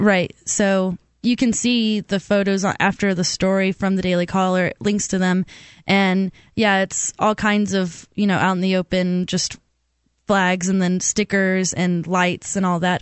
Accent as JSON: {"language": "English", "town": "Auburn", "region": "Alabama", "country": "United States", "tie": "born or raised there", "said": "Auburn, Alabama, which is my hometown"}